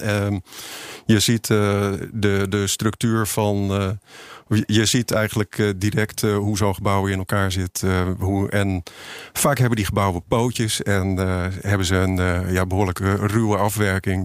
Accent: Utrecht, Netherlands; ik ben geboren in Utrecht

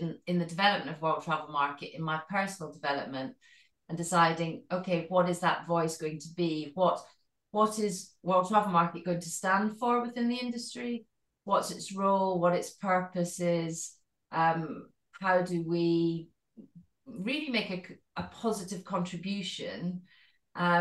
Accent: Scotland, United Kingdom; accent: Scottish; Maybe you can tell from my accent, but I'm Scottish. I was born in Scotland and brought up in Scotland

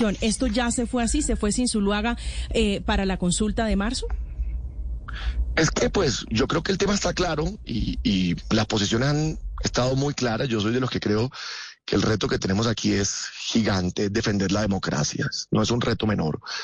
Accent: Córdoba, Colombia; yo vengo de Córdoba

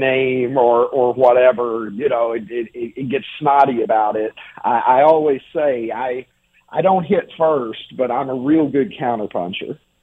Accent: Kentucky, United States; moved away; I grew up in Kentucky.

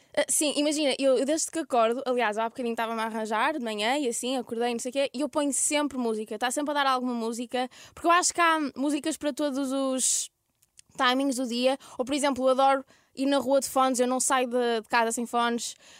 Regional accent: Ermesinde, Norte, Portugal; accent: Ermesinde / Porto; now in Lisbon, Portugal; eu sou de Irmezinho

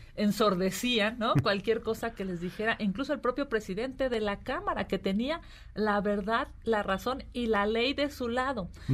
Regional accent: Mexico City, Mexico; yo soy eh, de la Ciudad de México

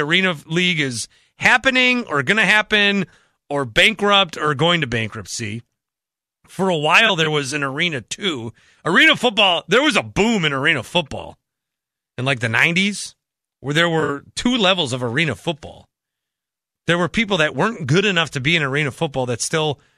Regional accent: Milwaukee, Wisconsin, United States; growing up in Milwaukee

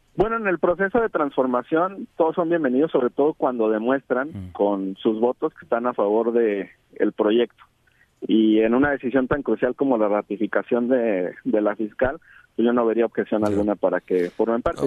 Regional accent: Jalisco, Mexico; Yo soy de Jalisco

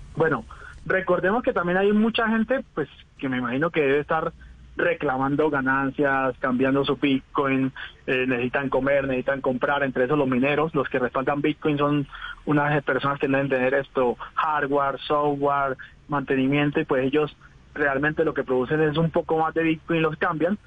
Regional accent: Venezuela; moved away as an adult; also born or lived in Hong Kong; now in Colombia; yo soy un colombiano que toda mi vida viví en Venezuela, soy un inmigrante de Venezuela a Colombia

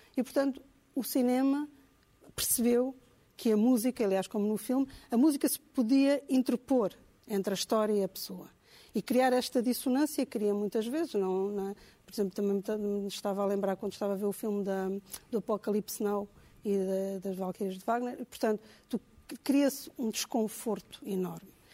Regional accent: Angola; Eu, eu cresci em Angola

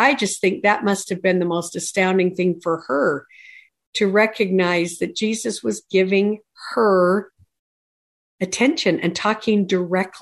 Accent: Tremonton, Utah, United States; I grew up in Tremont, Utah

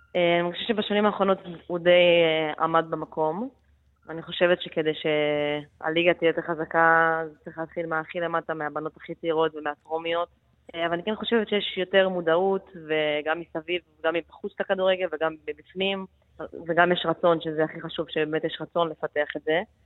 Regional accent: Netanya, Central District, Israel; moved away as an adult; also born or lived in Jerusalem / Milan, Italy; now in Germany; נולדתי בירושלים, וכשהייתי בגיל 6 עברנו לנתניה

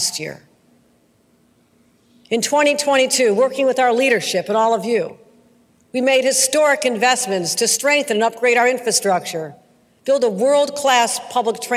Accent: Western New York, United States; growing up in Western New York

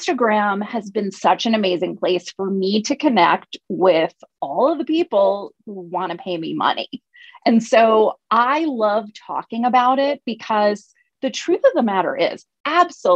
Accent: United States; I'm from the United States

